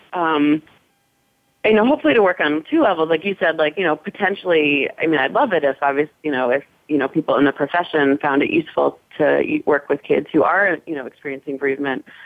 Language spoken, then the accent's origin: English; New York City, New York, United States; I grew up in New York City, um, not too far away from the park